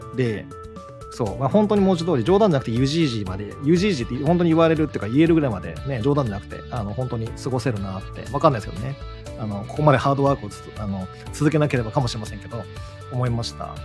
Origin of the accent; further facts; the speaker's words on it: Shikoku, Japan; 四国生まれ